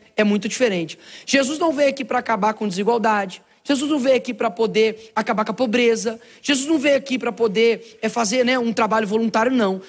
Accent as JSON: {"language": "Portuguese", "town": "Belo Horizonte", "region": "Minas Gerais", "country": "Brazil", "tie": "born or raised there", "said": "Eu nasci numa favela lá em Belo Horizonte chamado Cabana do Pai Tomás."}